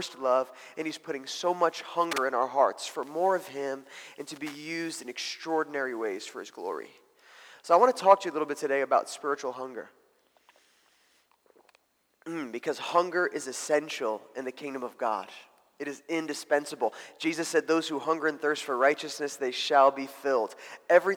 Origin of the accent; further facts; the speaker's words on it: New Jersey, United States; moved away; also born or lived in Mozambique; I grew up in New Jersey